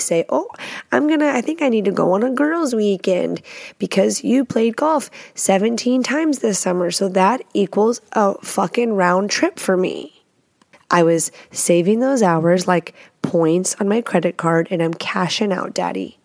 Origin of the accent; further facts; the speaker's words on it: Texas, United States; also born or lived in Washington State; now in Washington, United States; I live in Washington State. I'm from Texas